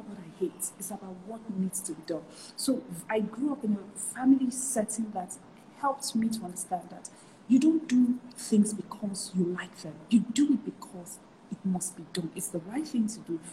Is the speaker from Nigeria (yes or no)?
yes; Nigeria; I grew up in a typical Nigerian house